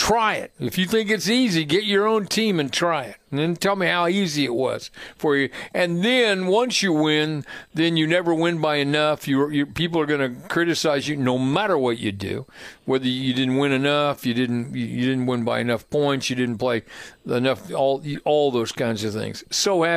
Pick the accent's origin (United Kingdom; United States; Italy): United States; Plainfield, Indiana; growing up in Plainfield